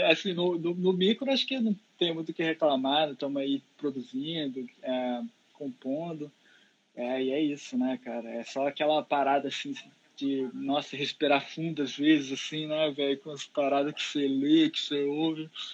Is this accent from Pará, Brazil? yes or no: yes; interior of Pará, Brazil; now in Rio de Janeiro, Brazil; lá na minha cidade que eu fui criado, lá, lá no interior do Pará